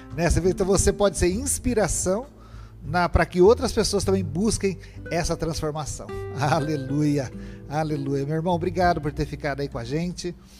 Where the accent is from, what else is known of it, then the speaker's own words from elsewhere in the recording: Lins, São Paulo, Brazil; eu sou da cidade de Lins